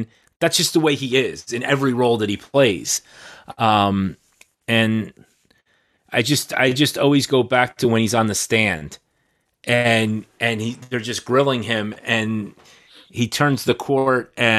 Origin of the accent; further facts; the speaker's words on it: New Jersey, United States; also born or lived in New York City; it's growing up in New Jersey / New York City, you know, going into New York and seeing the lights